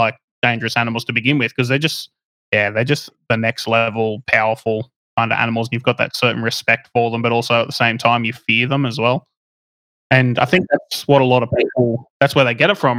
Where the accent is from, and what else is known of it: Australia; born or raised there